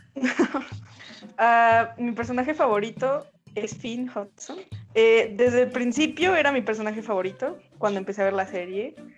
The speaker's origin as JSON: {"language": "Spanish", "country": "Mexico", "said": "soy de México también."}